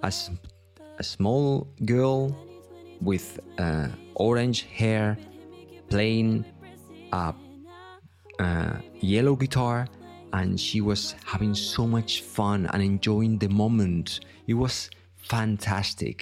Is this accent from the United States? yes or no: no; Vilanova i la Geltrú, Catalonia, Spain; a music festival that happens in my hometown here